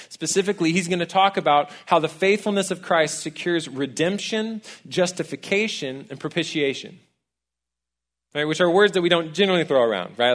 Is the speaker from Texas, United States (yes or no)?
yes; College Station, Texas, United States; I actually grew up here in town. I'm a townie, I'm from College Station